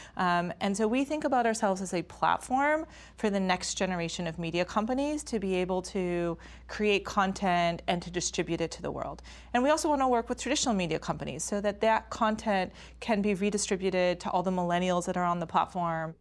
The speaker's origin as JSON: {"language": "English", "town": "Stanford", "region": "California", "country": "United States", "tie": "born or raised there", "said": "we grew up on the Stanford campus"}